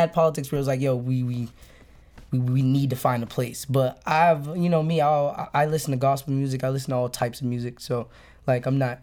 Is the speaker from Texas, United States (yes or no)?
no; Brockton, Massachusetts, United States; now in Boston, United States; I was born in Boston, but I rep Brockton because that's just a place where I hopped off the stoop